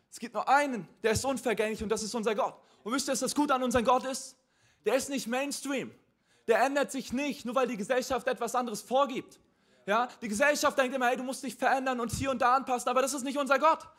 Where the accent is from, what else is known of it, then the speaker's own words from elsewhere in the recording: Mecklenburg-Vorpommern, Germany; now in Hamburg, Germany; also ich bin nicht christlich aufgewachsen. Ich komme ursprünglich aus Mecklenburg-Vorpommern.